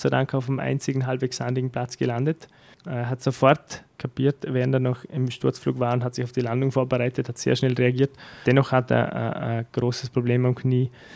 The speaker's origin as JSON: {"language": "German", "country": "Austria", "said": "in Dormen, wo ich her bin"}